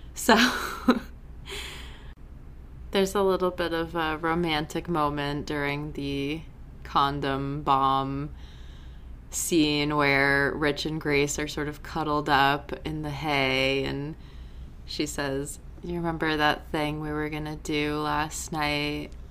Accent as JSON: {"language": "English", "region": "New England", "country": "United States", "said": "I'm from New England"}